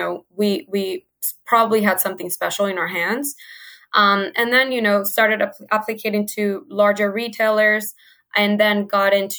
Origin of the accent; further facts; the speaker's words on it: Venezuela; moved away as an adult; now in United States; I'm originally from Venezuela, like you mentioned before. My sister and I moved to the States about 8 years ago to go to school